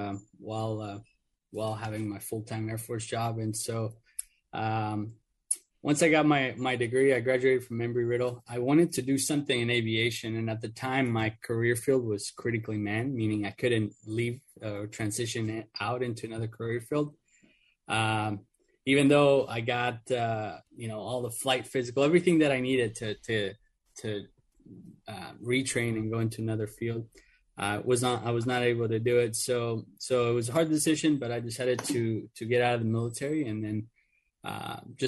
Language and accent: English; Orlando, Florida, United States; also born or lived in Mexico; I was originally born in Mexico, but came here as a child. My mom's Mexican, my dad's Argentinian. And so I grew up in Orlando